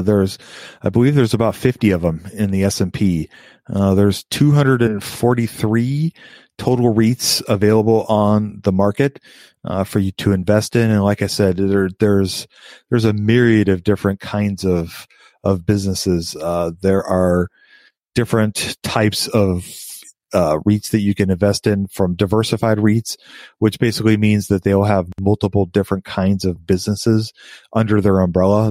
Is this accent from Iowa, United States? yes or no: yes; Des Moines, Iowa, United States; I grew up in Des Moines, Iowa